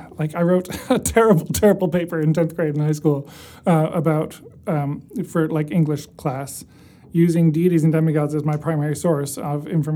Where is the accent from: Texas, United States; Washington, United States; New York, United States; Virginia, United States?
New York, United States; Ithaca; I grew up in Ithaca, New York.